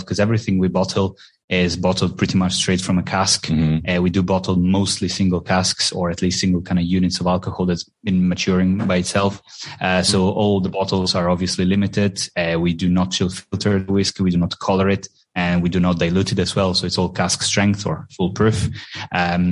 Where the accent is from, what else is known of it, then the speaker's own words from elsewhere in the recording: Trieste, Friuli-Venezia Giulia, Italy; moved away as an adult; now in Edinburgh, United Kingdom; I'm originally from Trieste, which is a city in the northeastern part of Italy, very close to the border with Slovenia.